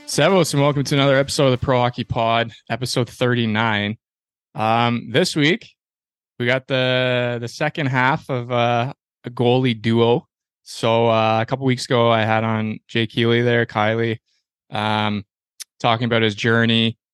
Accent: Ontario, Canada; I am from Ontario as well.

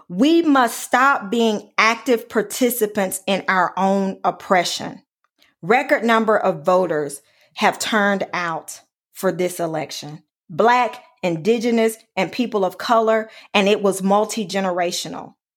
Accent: Alabama, United States; my home state of Alabama

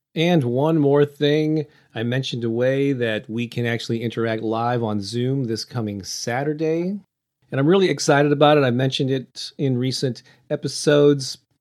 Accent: St. Louis, Missouri, United States; I used to have these weekly in-person classes in my hometown of Saint Louis every Thursday night

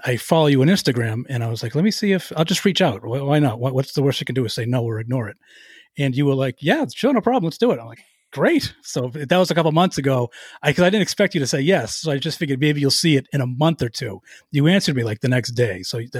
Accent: Boston, Massachusetts, United States; accent: Boston; I'm from Boston. I think you knew I was from Boston from the way I said, hey, Jessica, with my horrific Boston accent.

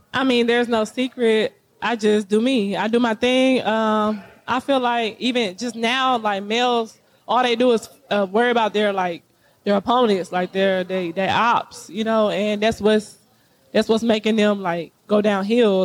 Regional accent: Texas, United States; I come from I come from Texas County, Texas. Like the country, like the gutter, the the, the mud, like literally a little hole.

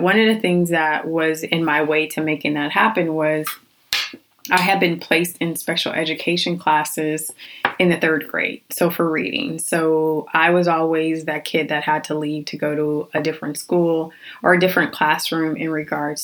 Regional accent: Phoenix, Arizona, United States; I was born and raised in Phoenix, Arizona.

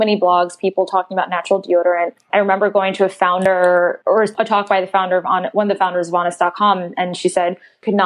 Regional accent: Philadelphia, Pennsylvania, United States; I grew up in Philadelphia

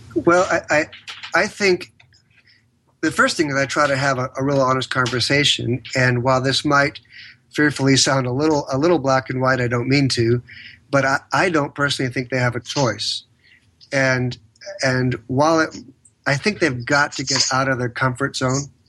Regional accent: San Diego, California, United States; born and raised in San Diego, California

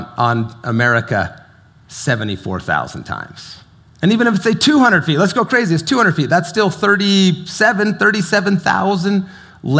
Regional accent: St. George, Utah, United States; the little virgin river that I grew up by in St. George

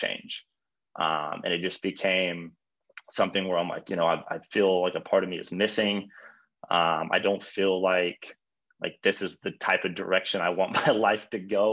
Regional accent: Mooresville, Indiana, United States; moved away as an adult; now in Charlotte, United States; I grew up in Mooresville, Indiana

